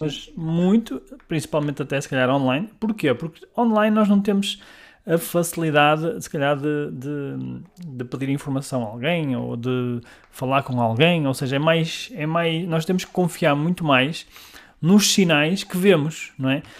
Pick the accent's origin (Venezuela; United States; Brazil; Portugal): Portugal; Guimarães, Norte; sou de Guimarães